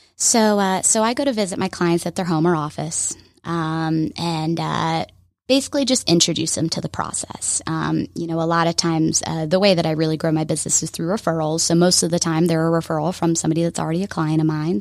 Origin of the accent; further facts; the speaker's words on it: Alpharetta, Georgia, United States; I grew up here in Alpharetta.